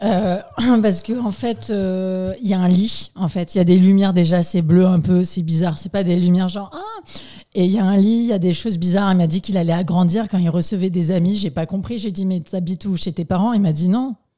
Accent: Nouméa, South Province, New Caledonia; je suis née le 26 mai 1987 exactement à Nouméa

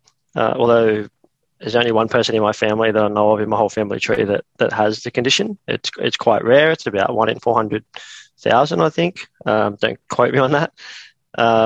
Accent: Nowra, New South Wales, Australia; moved away as an adult; also born or lived in Canberra; I was born and raised in Nowra, which is on the south coast of New South Wales, just near Jervis Bay. And so I spent probably the first, 18, 19 years of my life there.

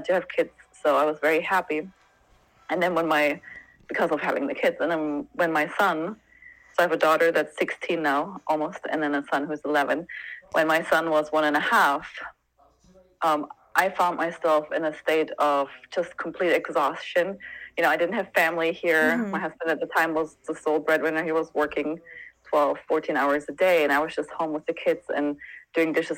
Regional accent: Germany; moved away as an adult; also born or lived in Santa Barbara, California; now in Sedona, United States; I grew up there and I left when I was 26

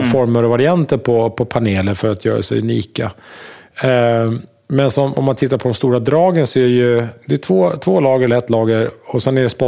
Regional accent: Gotland, Sweden; Jag är från Gotland.

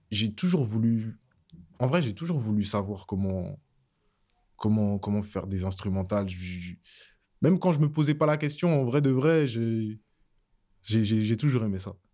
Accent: Savigny-le-Temple, Île-de-France, France; also born or lived in Guadeloupe; J'ai grandi à Savigny-le-Temple

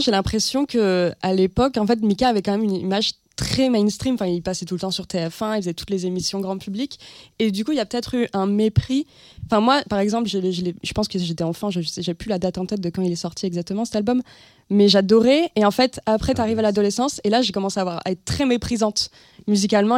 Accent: Hossegor, Nouvelle-Aquitaine, France; now in Paris, France; arriver à Paris en ayant grandi dans les Landes

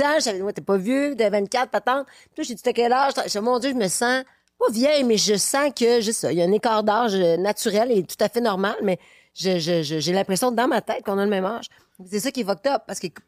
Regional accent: Quebec City, Quebec, Canada; now in Brooklyn, United States; je viens de Québec

